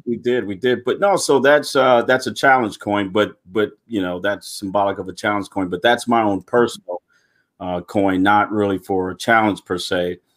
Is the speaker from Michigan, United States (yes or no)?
yes; Pontiac, Michigan, United States; moved away; I was born and raised in Pontiac, Michigan.